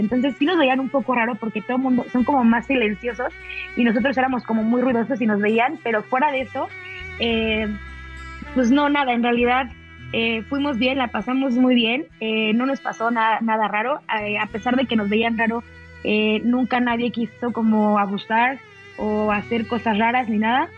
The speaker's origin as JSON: {"language": "Spanish", "country": "Mexico", "also_born_or_lived": "Mexico City"}